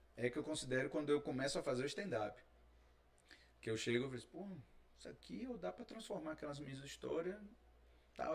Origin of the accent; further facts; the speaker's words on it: Salvador, Bahia, Brazil; não sou daqui não, sou de Salvador